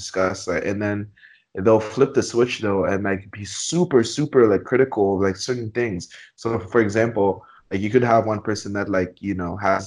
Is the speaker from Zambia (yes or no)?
yes; Zambia; now in Canada; growing up in Zambia